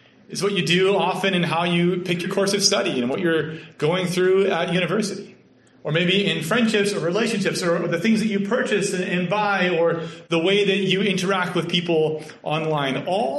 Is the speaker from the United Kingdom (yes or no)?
no; Canada; accent: Canadian; now in Kentucky, United States; And in my experience in Kentucky, I was mercilessly teased for being a Canadian and having a Canadian accent. It's pretty funny because, to be honest, I didn't know that I had a Canadian accent.